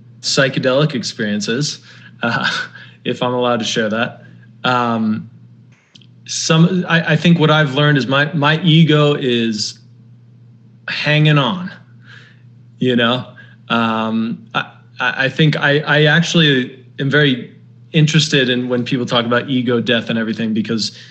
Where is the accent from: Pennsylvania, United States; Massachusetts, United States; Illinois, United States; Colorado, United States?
Colorado, United States; Denver; moved away; also born or lived in New York; I come from Denver and it's a very nice city.